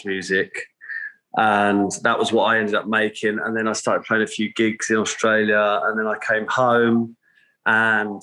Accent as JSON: {"language": "English", "area": "Essex", "region": "East of England", "country": "United Kingdom", "tie": "born or raised there", "said": "I am born and raised in Essex on the east coast of the UK"}